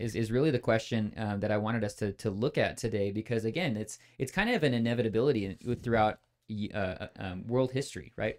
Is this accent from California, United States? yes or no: yes; California, United States; moved away as an adult; also born or lived in Midwest / Texas; grew up in California